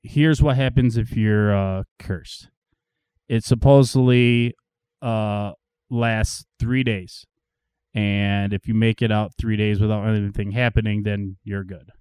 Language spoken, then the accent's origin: English; Marilla, New York, United States; I grew up in Marilla